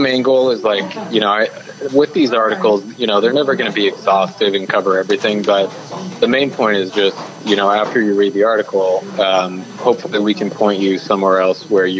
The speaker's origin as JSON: {"language": "English", "town": "Phoenix", "region": "Arizona", "country": "United States", "tie": "born or raised there", "said": "I was born and raised in Phoenix, and so I kind of, you know, grew up in the desert, grew up thinking like, you know, the West is, it's awesome because that's, you know, what I was raised in."}